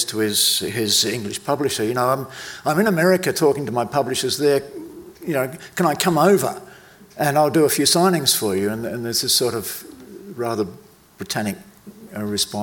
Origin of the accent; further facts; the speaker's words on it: South Australia, Australia; I was born in South Australia